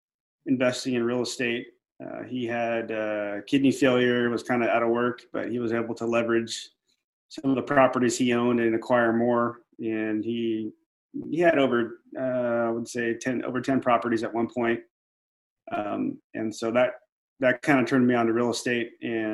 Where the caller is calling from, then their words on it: Clovis, California, United States; I'm in Central California, Clovis, California, to be exact. It's if you don't know where that's at, it's near Fresno.